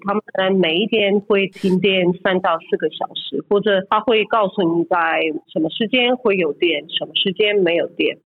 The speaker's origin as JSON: {"language": "Chinese", "country": "Ukraine", "said": "就算我的背景以前是俄罗斯人呐，或者我在俄罗斯出生长大的，我人现在是在乌克兰"}